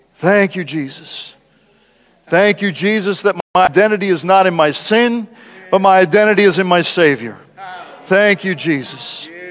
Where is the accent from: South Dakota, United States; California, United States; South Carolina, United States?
South Dakota, United States; when I was a kid and growing up in South Dakota